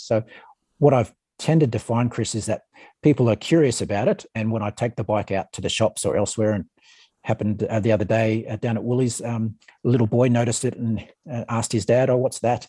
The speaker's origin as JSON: {"language": "English", "town": "Ballina", "region": "New South Wales", "country": "Australia", "tie": "born or raised there", "moved": "yes", "lives_now": "Canberra, Australia", "said": "I grew up in Ballina in northern New South Wales"}